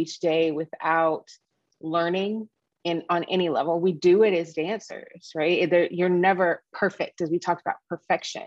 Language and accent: English; Dallas, Texas, United States; moved away as an adult; also born or lived in Midwest; I'm a Texas girl. I was born and raised in Dallas.